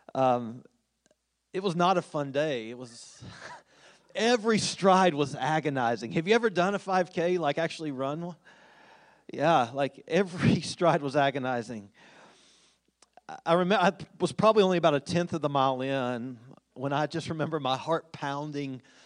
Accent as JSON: {"language": "English", "town": "Winchester", "region": "Kentucky", "country": "United States", "tie": "born or raised there", "said": "growing up in Winchester"}